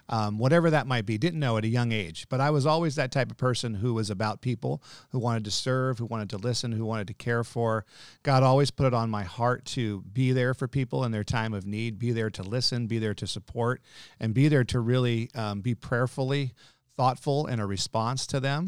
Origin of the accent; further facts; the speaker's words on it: Nevada City, California, United States; also born or lived in Daly City, California; I was born in San Francisco, South San Francisco in Daly City. Uh, lived there till we were f, well, till I was four, and we moved up to Nevada California about five days before I started kindergarten